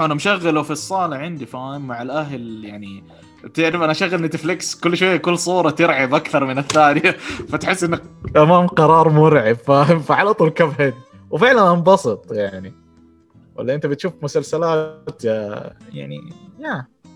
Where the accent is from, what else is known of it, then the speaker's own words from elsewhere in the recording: Saudi Arabia; accent: Saudi; اتكلم بلهجتي فاهم كذا سعودي